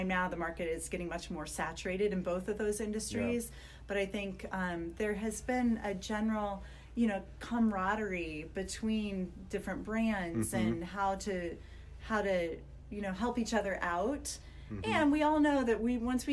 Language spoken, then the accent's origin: English; Iowa, United States; now in Oregon, United States; growing up in Iowa in a very Catholic family where nobody gets divorced ever